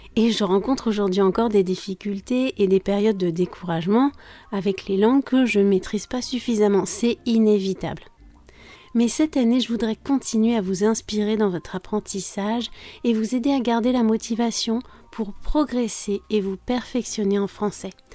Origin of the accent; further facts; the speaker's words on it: France; je suis française